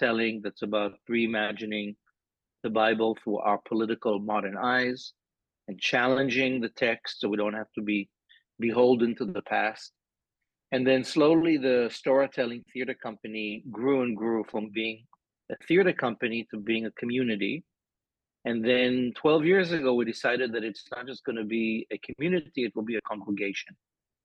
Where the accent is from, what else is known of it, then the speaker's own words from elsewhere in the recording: Israel; moved away as an adult; now in New York, United States; So I grew up in Israel in the 70s and in the 80s.